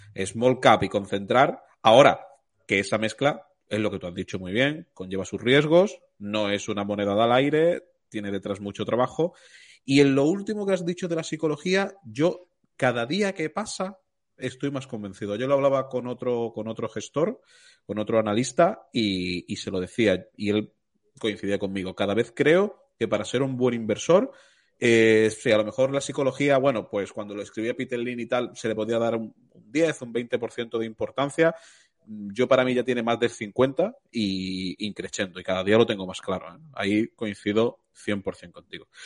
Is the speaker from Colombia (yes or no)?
no; Málaga, Andalusia, Spain; yo soy de Málaga